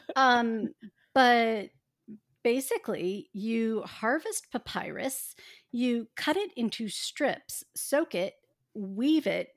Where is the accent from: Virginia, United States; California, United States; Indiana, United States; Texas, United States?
Indiana, United States; I grew up in Indiana